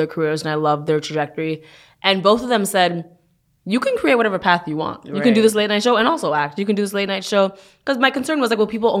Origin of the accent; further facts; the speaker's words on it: Canada; moved away as an adult; now in United States; You know, I moved from Canada 5 years ago. And there have been a lot of things. You know, Canada and U.S., they're right next to each other.